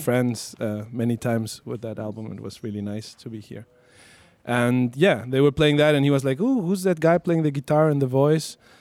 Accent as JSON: {"language": "English", "region": "La Paz", "country": "Bolivia", "tie": "born or raised there", "first_language": "Spanish", "second_language": "English", "moved": "yes", "lives_now": "Berlin, Germany", "said": "I was uh, born and raised in La Paz, in Bolivia."}